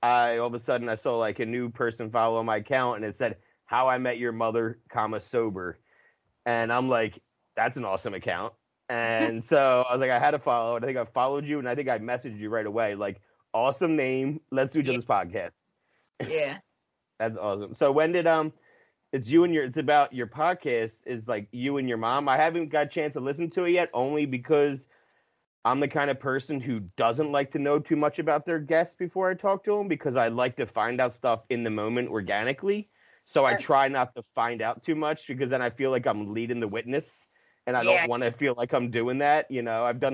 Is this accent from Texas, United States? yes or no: no; Mount Ephraim, New Jersey, United States; moved away as an adult; also born or lived in Massachusetts / Lancaster County, Pennsylvania; I grew up in, you know, a small town called Mount Ephraim